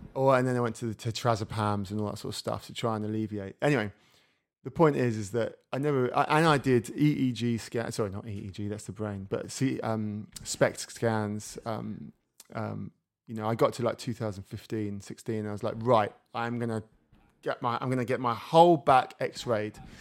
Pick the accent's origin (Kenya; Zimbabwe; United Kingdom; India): United Kingdom; England; moved away as an adult; now in France; I live in France, I'm English